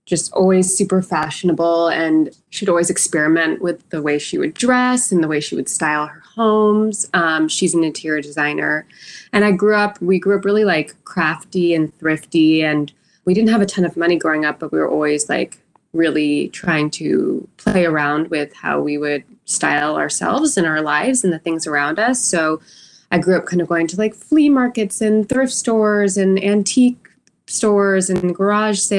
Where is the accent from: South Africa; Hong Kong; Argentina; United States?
United States; San Francisco, California; moved away as an adult; also born or lived in New York City; now in Los Angeles, United States; I am originally from San Francisco, California